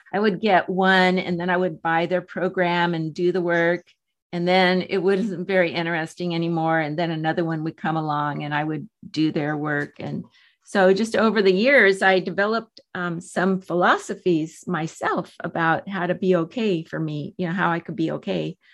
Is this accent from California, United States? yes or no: yes; San Diego, California, United States; I was born in San Diego. I have lived here all my seventy-two years